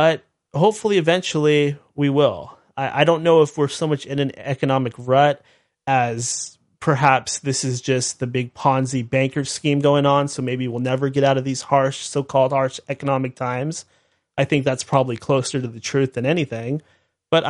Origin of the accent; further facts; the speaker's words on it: United States; I am a red-blooded American and very proud